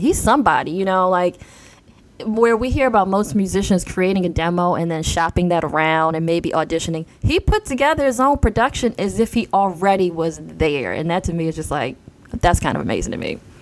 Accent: Baltimore, Maryland, United States; I'm a girl from Baltimore who dreamed of producing her own show, and here we are. I'm in sunny Baltimore.

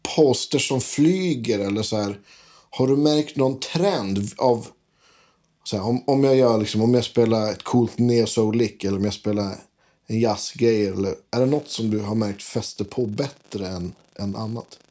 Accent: inland Västerbotten, Västerbotten County, Sweden; jag är från Västerbottens inland

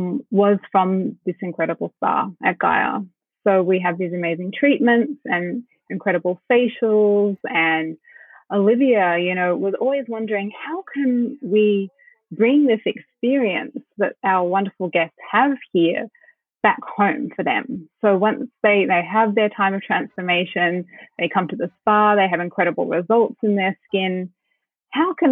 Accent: Sydney, New South Wales, Australia; moved away as an adult; also born or lived in Brooklyn / Byron Bay; I grew up in the North Shore in Sydney

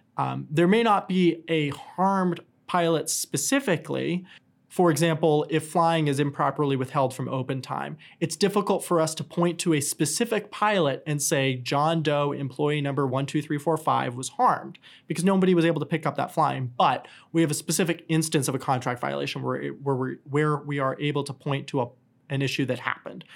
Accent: New Hampshire, United States; moved away; also born or lived in New York City / Atlanta; I grew up in New Hampshire

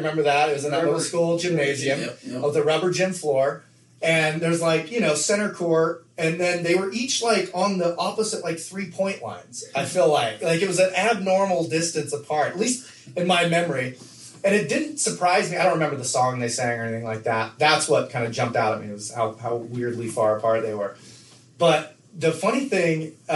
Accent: Nephi, Utah, United States; moved away; also born or lived in Levan, Utah; when I grew up in Levan, you know, you had to ride 1 mile to get to your closest neighbor

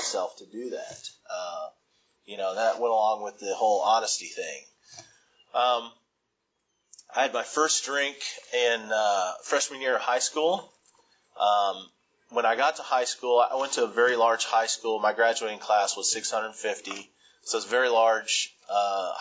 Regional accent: Huntsville, Alabama, United States; I grew up in Huntsville, Alabama

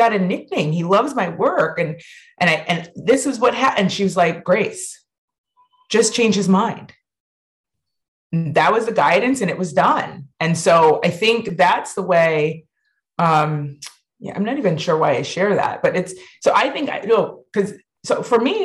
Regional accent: Ann Arbor, Michigan, United States; we grew up on and around University of Michigan campus

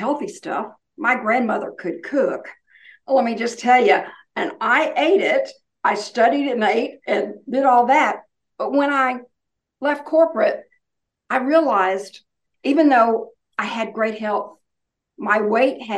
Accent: Oklahoma, United States; now in North Carolina, United States; I grew up in Oklahoma

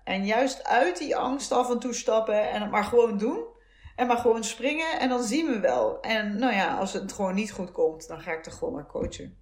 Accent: soft G, southern Netherlands, Netherlands; accent: zachte G (soft G); moved away; also born or lived in Utrecht; mijn zachte G

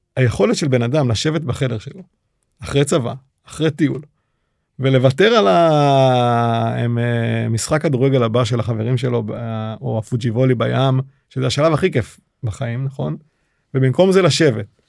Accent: Israel; accent: Israeli; הישראלי, עם מבטא שעד היום אני מתגאה בו

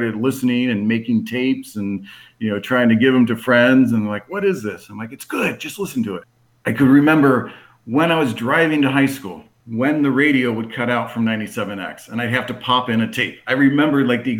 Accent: Cincinnati, Ohio, United States; I grew up on the west side of Cincinnati in the White Oak area.

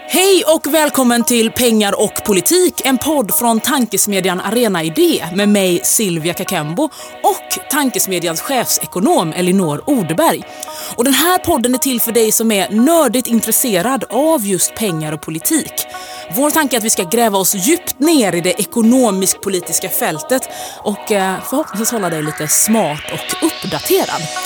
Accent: Jönköping, Jönköping County, Sweden; moved away as an adult; now in Stockholm, Sweden; jag är från Jönköping

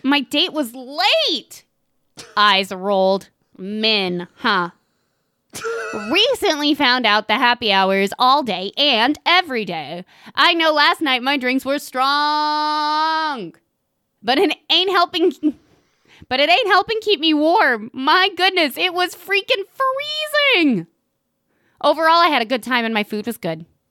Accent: Tennessee, United States; we're from Tennessee

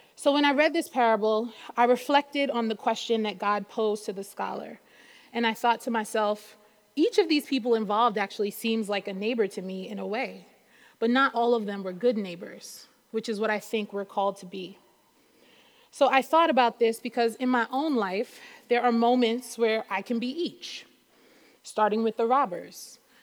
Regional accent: New York City, New York, United States; also born or lived in North Carolina / Brooklyn; even though I'm in Brooklyn now, I was born and raised in Queens

